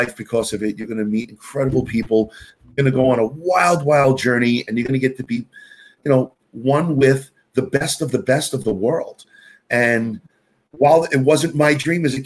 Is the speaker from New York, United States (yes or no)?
yes; New York City, New York, United States; I am your classic native New Yorker. I grew up in Queens, New York